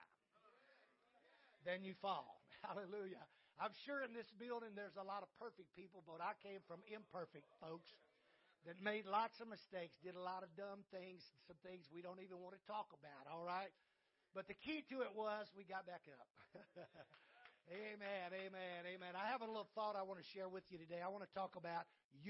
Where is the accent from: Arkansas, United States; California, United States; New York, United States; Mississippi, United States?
Mississippi, United States; I was born and raised in Mississippi